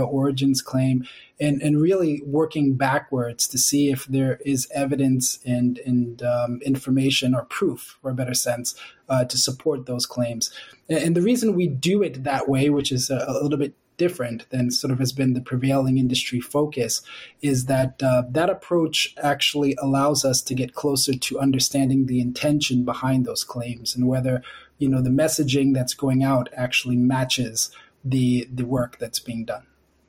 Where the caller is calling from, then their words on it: New York, United States; So I work with HAP. I'm dialing in from New York.